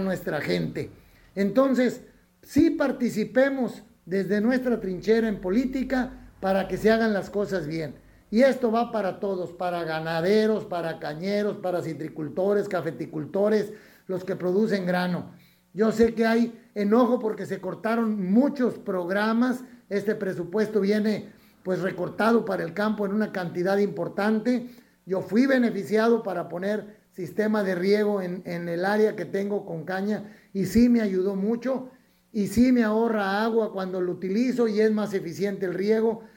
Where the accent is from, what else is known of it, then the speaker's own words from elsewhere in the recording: Mexico; dividirnos como mexicanos